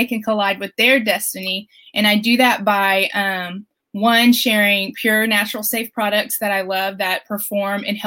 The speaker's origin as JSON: {"language": "English", "town": "Flower Mound", "region": "Texas", "country": "United States", "said": "So I'm from Flower Mound, Texas, and I'm a mom of three little ones."}